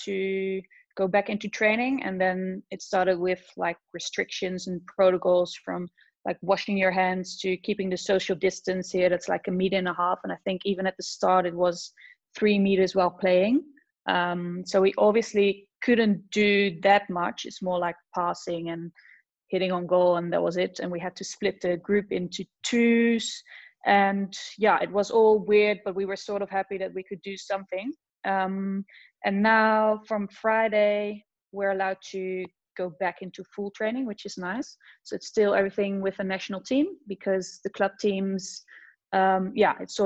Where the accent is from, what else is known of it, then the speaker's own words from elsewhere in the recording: Zeist, Utrecht, Netherlands; also born or lived in Amsterdam; I'm originally from Zeist, which is a small little town close to Utrecht. So I started a small little club there